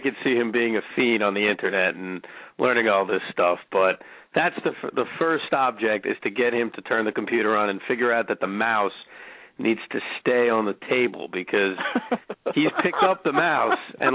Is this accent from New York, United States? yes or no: yes; New York, United States; I'm a New Yorker